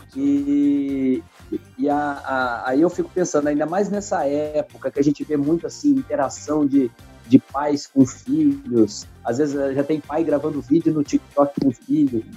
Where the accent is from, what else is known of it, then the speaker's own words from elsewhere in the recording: Brazil; nós brasileiros